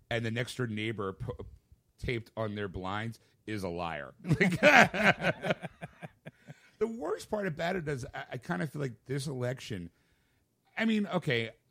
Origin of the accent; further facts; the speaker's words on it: Rhode Island, United States; So I'm from Rhode Island.